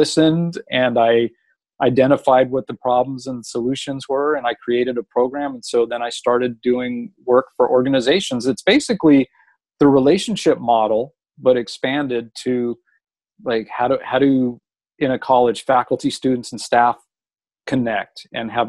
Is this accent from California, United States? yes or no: yes; Los Angeles, California, United States; I grew up in Los Angeles